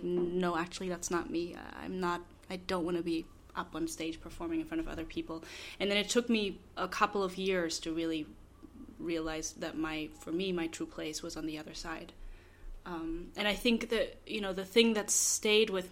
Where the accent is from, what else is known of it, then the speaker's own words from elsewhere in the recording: Berlin, Germany; moved away; Which is where I'm from. I grew up in Berlin